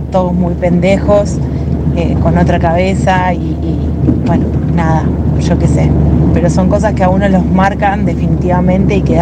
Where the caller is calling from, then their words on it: Lanús, Buenos Aires Province, Argentina; Soy … de Lanús.